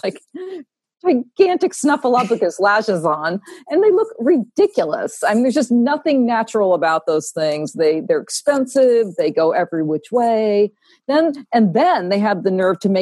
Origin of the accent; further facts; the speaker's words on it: Vermont, United States; I'm from Vermont